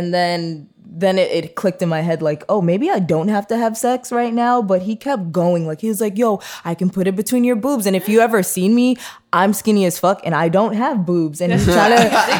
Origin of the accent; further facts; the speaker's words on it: Jamaica; And by the way, I'm Jamaican, so all